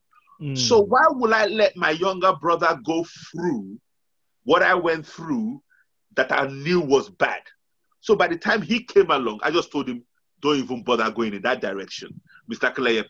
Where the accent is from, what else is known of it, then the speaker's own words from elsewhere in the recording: Nigeria; moved away as an adult; Okay, now, very quickly, I came from Nigeria